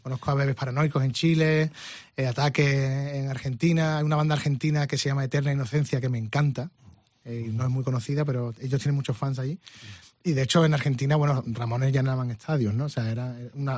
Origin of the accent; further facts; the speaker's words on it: Spain; no sé si soy el único español que lo ha tenido